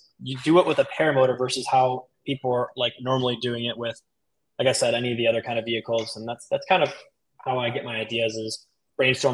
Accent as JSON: {"language": "English", "region": "Michigan", "country": "United States", "tie": "born or raised there", "also_born_or_lived": "Miami, Florida", "moved": "as an adult", "lives_now": "Sarasota, United States", "said": "I was born in Miami, so I lived there the first 10 years of my life, and then Michigan the rest, and then I just moved back down."}